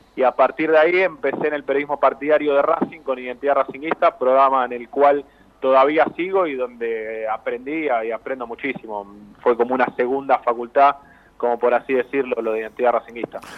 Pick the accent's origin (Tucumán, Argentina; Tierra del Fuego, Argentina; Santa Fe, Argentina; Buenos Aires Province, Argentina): Buenos Aires Province, Argentina; Avellaneda; yo soy de Avellaneda